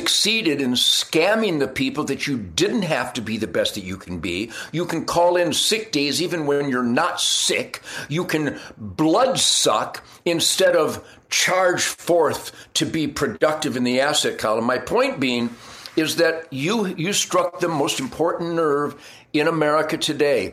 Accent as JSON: {"language": "English", "town": "Detroit", "region": "Michigan", "country": "United States", "tie": "born or raised there", "moved": "as an adult", "lives_now": "Texas, United States", "said": "I was born in Detroit"}